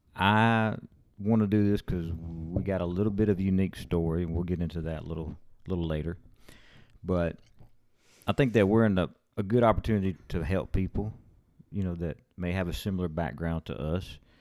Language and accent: English; Rotan, Texas, United States; now in Alabama, United States; we live in Alabama now, but we're from West Texas. We're from Rotan, Texas.